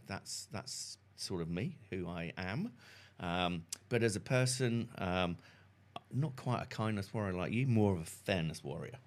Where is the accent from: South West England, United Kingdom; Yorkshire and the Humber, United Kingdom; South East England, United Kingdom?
South West England, United Kingdom; Salcombe; also born or lived in Fulham, London; now in New Zealand; originally from a small, sleepy fishing village called Salcombe in South Devon